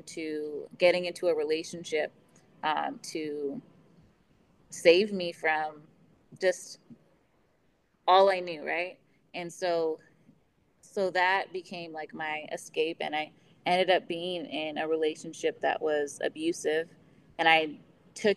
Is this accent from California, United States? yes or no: yes; Ventura County, California, United States; moved away as an adult; also born or lived in Las Vegas, Nevada; I come from Ventura County, California.